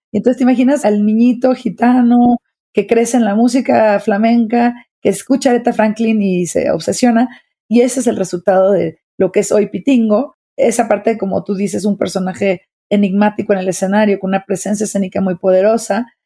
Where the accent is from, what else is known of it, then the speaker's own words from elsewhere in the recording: Mexico; soy directora de orquesta, soy mexicana, soy mamá